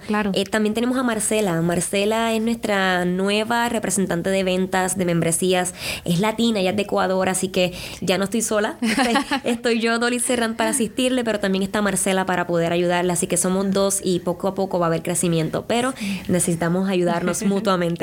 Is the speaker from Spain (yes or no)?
no; Puerto Rico; moved away as an adult; now in Indianapolis, United States; en Puerto Rico yo solía tener mi, mi pequeñito negocio de hacer flores